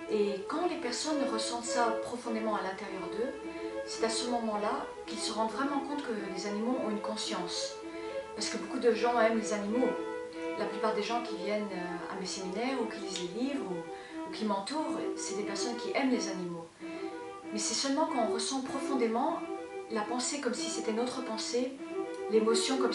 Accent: Formentera, Balearic Islands, Spain; moved away; also born or lived in United States; Je suis née dans, aux États-Unis et j'étais élevée dans une île en Espagne qui s'appelle Formentera, dans les Baléares. Et on était dans une ferme.

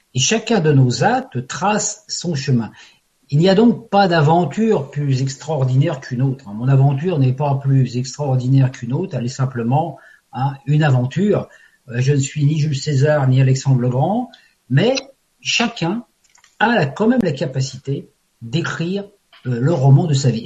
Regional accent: Paris, Île-de-France, France; je suis parisien d'origine

